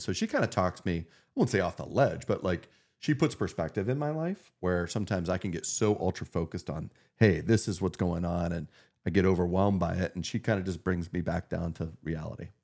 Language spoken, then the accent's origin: English; Meadville, Pennsylvania, United States; now in Erie, United States; my hometown community